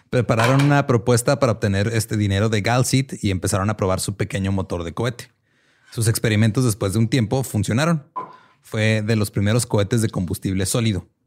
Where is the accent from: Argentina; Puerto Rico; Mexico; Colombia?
Mexico; como mexicanos a todos nos ha dado propulsión a chorro